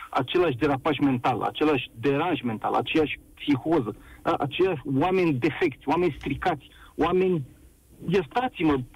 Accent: Bucharest, Romania; Sunt bucureștean din sectorul 5.

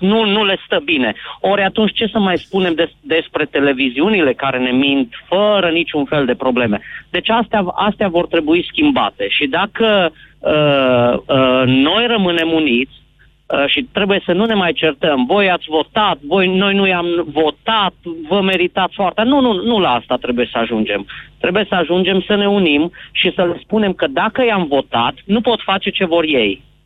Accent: Zalău, Sălaj County, Romania; sunt din Zalău

